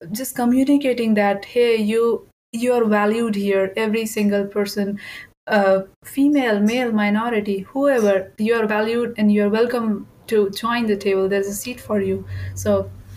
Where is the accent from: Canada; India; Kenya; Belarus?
India; moved away; I grew up in India